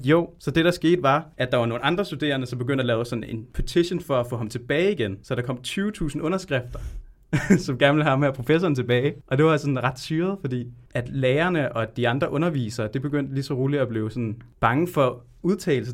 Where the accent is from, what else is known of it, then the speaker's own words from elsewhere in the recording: Tølløse, Zealand, Denmark; also born or lived in Colombia; jeg kommer fra Tølløse i Vestjylland